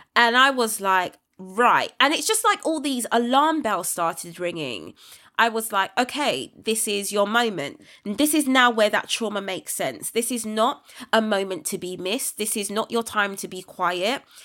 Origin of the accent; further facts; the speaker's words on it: United Kingdom; my hometown